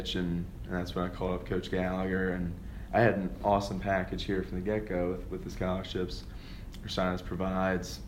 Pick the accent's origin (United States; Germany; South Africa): United States; Southampton, Pennsylvania; I'm from Southampton, Pennsylvania, Bucks County